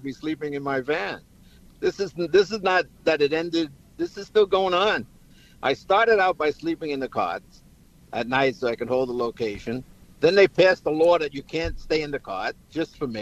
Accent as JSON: {"language": "English", "town": "New York City", "region": "New York", "country": "United States", "tie": "born or raised there", "said": "I grew up in the Bronx."}